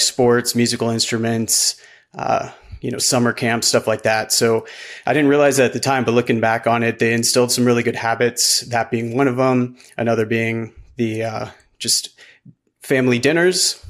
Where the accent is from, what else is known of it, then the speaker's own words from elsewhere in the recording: Midwest, United States; now in Golden, Colorado, United States; I grew up in the Midwest, middle class